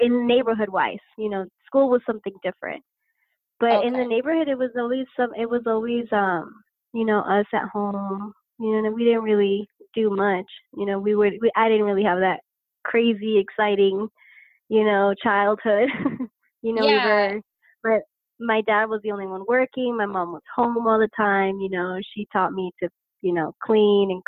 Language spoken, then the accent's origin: English; Lancaster, California, United States; I was born actually here in Lancaster, California. I'm still here